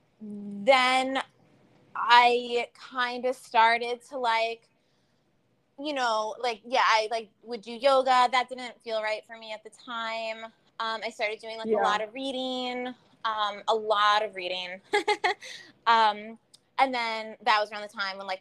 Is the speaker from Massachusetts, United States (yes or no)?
no; New York, United States; also born or lived in California; we're from New York.